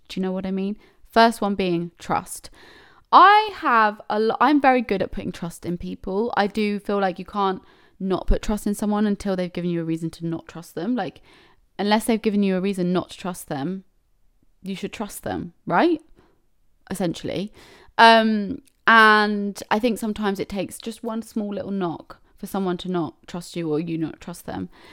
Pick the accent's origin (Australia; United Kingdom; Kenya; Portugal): United Kingdom; I'm such a British person